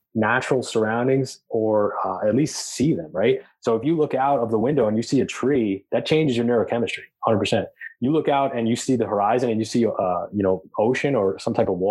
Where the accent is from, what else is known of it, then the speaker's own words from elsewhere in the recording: Long Island, New York, United States; I grew up in Long Island, going to the beach all the time